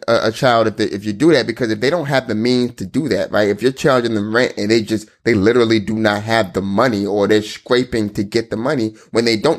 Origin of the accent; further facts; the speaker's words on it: Nigeria; I know I'm Nigerian, right?